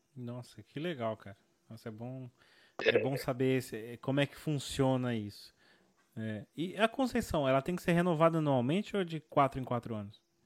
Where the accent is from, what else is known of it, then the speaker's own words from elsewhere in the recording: São Paulo, Brazil; moved away; eu cresci numa comunidade muito pobre, que foi em, em São Paulo, né, onde eu cresci